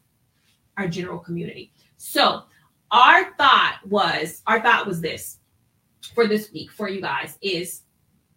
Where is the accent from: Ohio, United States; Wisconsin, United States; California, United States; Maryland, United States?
Ohio, United States; moved away as an adult; also born or lived in Washington, D.C.; I graduated from nursing school and I'm from Ohio